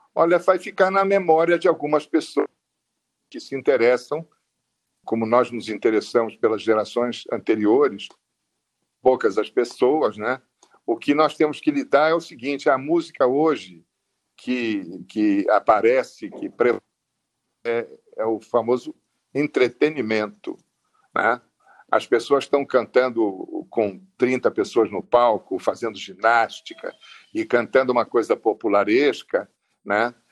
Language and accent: Portuguese; Rio de Janeiro, Brazil; no Distrito Federal, onde eu nasci, em 1943